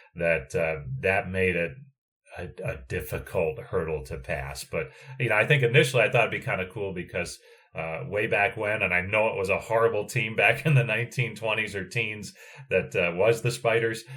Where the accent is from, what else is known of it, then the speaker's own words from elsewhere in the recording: New Jersey, United States; I grew up in New Jersey